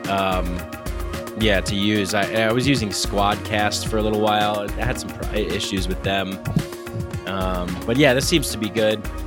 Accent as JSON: {"language": "English", "region": "New York", "country": "United States", "said": "that's where i started stand-up comedy i'm from new york"}